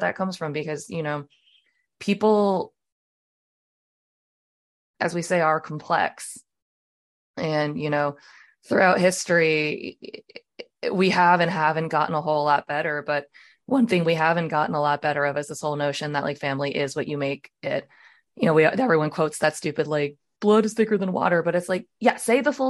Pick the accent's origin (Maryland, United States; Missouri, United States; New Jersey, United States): Maryland, United States; moved away as an adult; now in Texas, United States; I was born and raised in Maryland, and that is home for me.